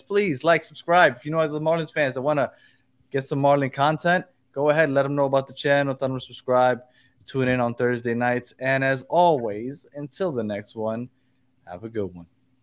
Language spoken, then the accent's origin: English; New York City, New York, United States; I'm from Brooklyn